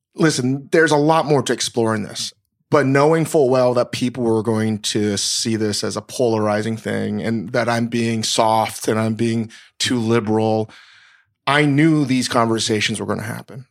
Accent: Northern Virginia, United States; moved away; I grew up in Northern Virginia, v, like, basically the Mid-Atlantic South

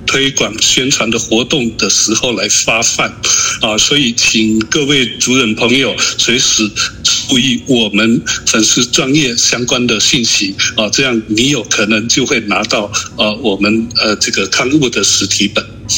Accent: Alishan, Chiayi County, Taiwan; 我是阿里山的周族人，粤语会董事长

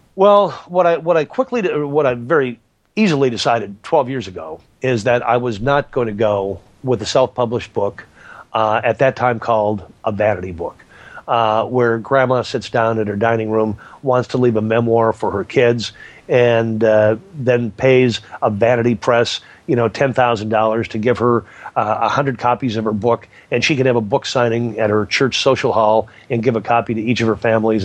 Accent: California, United States; I'm from California.

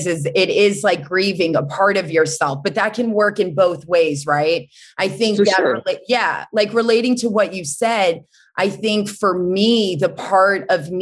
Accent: North Carolina, United States; also born or lived in Boston; born in Boston, but I grew up in North Carolina, the South

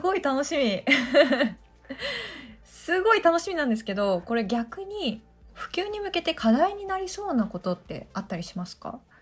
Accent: Oita, Japan; 私あの出身が大分県なんですよ

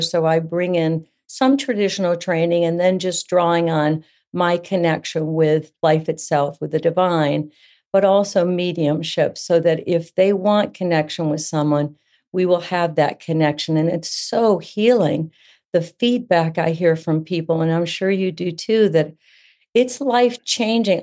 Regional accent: Central Florida, United States; also born or lived in New England; I live in Central Florida. I've been here since elementary school. This is home now, although I was born in New England

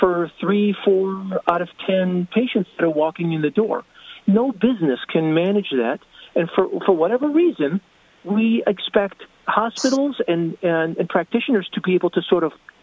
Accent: United States; also born or lived in Rochester Hills, Michigan; we as Americans

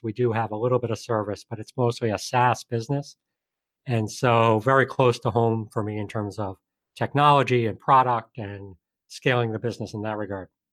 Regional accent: Colonie, New York, United States; I grew up just outside of Albany, New York, upstate New York, in a town called Colony.

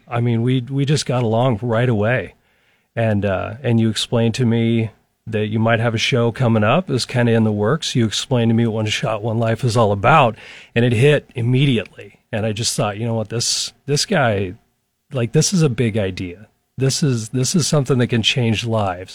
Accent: Lincoln, Nebraska, United States; I was born and raised in Lincoln

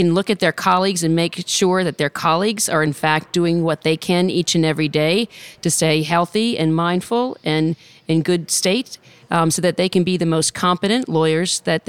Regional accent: New Orleans, Louisiana, United States; I'm born and raised in New Orleans, Louisiana.

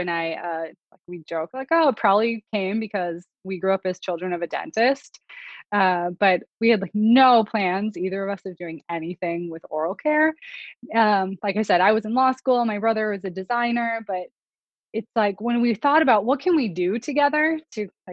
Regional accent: North Dakota, United States; I was born in North Dakota in a small town

